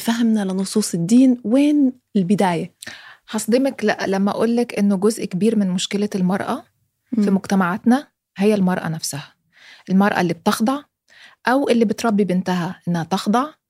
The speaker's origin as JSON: {"language": "Arabic", "country": "Egypt", "said": "انا مصريه"}